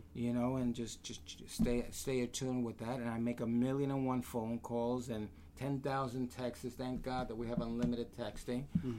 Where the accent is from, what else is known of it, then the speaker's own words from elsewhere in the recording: United States; I was born here. I was born in America, and I'm proud to be an American.